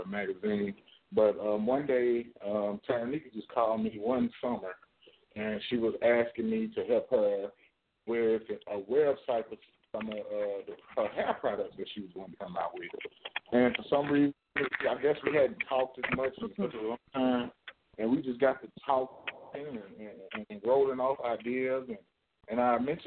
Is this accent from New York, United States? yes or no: no; Pace, Rosedale, Mississippi, United States; now in Jackson, United States; I'm from Pace, Mississippi, Rosedale. And I live in Jackson, Mississippi